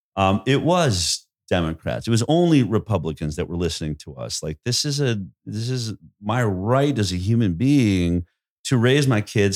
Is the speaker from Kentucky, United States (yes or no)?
no; Boulder, Colorado, United States; I grew up in Boulder, Colorado